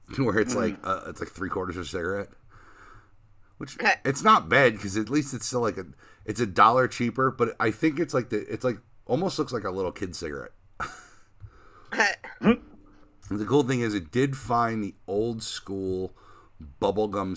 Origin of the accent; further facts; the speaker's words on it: New Jersey, United States; moved away; I'm from North Jersey